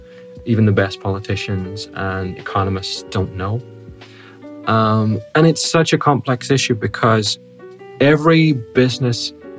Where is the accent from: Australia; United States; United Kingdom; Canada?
United Kingdom; Northern Ireland; I have an Irish passport. Because I was born in Northern Ireland, I can claim either a British passport or an Irish, or both at the same time.